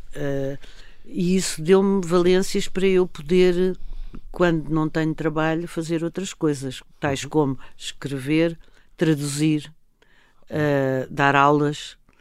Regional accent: Lisbon, Portugal; eu, quando era miúda, já, já em Lisboa, uhum. nós tínhamos uma, uma casa no Restelo

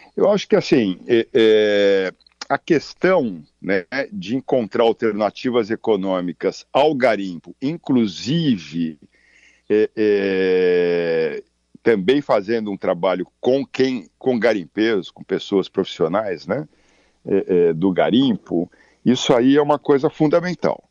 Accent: São Paulo, Brazil; moved away; also born or lived in Amazon region, Brazil; eu sou nascido em São Paulo, vim pra cá seis meses aqui, tô há trinta e quatro anos

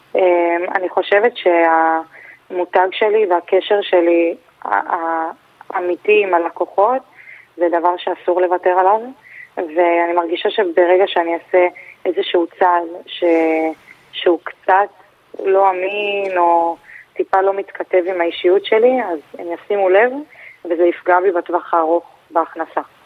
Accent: Holon, Tel Aviv District, Israel; גדלתי בג'סי כהן, האמת שגם ברחוב עצמו

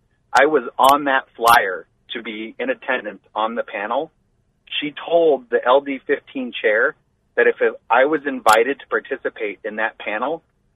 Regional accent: Lake Havasu City, Arizona, United States; I grew up in Lake Havasu.

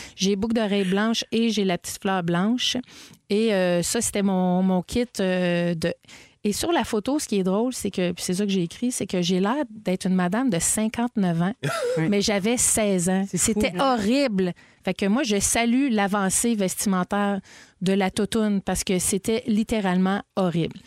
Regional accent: Montreal, Quebec, Canada; je suis née à l'hôpital Sacré-Cœur, à Cartierville. J'ai grandi à Verdun, à Ville-la-Salle et à Cartierville

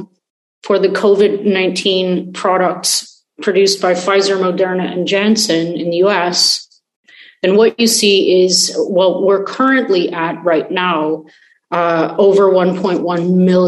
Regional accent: Canada; moved away as an adult; now in Israel; I am a Canadian. So one day, you know, if things turn around, I hope to be able to repatriate

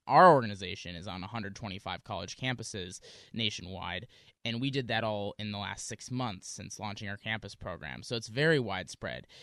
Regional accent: Wisconsin, United States; now in Seattle, United States; I grew up in Wisconsin. I'm now here in Seattle

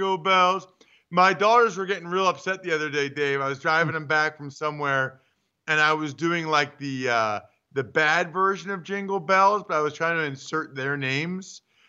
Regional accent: Pennsylvania, United States; I'm from Pennsylvania.

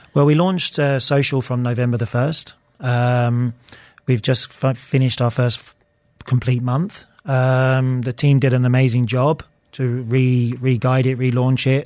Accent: Luton, East of England, United Kingdom; I grew up in Bedfordshire, Luton

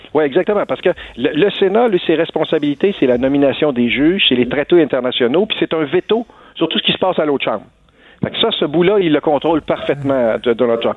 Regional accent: Canada; chez nous au Canada

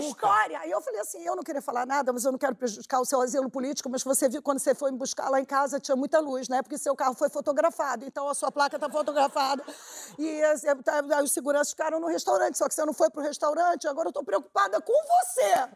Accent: Brazil; Eu falei, Brasil.

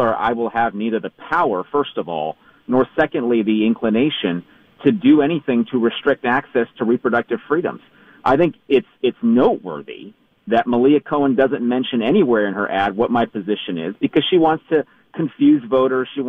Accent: Southern California, United States; I grew up in Southern California.

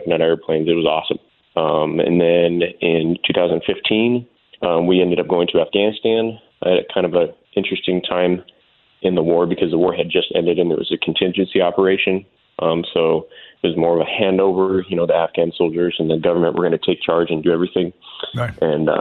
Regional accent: Tucson, Arizona, United States; moved away as an adult; I was born and raised in Tucson, Arizona

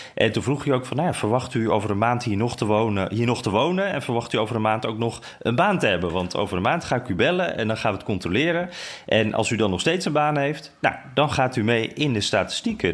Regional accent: Netherlands; moved away; ik uit Nederland kwam

